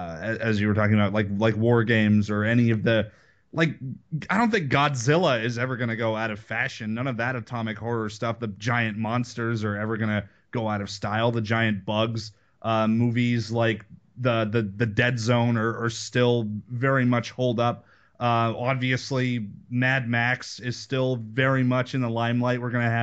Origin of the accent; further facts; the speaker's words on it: Canada; It makes me sad that I'm Canadian.